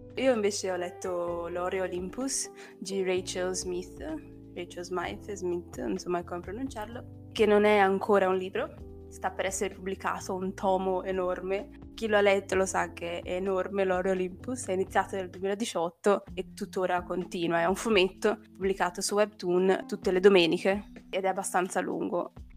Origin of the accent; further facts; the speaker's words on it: Brazil; moved away; essendo brasiliana